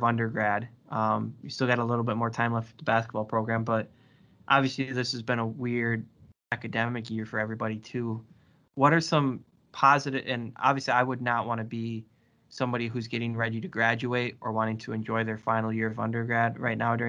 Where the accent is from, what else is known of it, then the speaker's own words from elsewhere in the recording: Crandon, Wisconsin, United States; I'm originally from the Northwoods of Wisconsin. If anybody's familiar with it, it's a small town called Crandon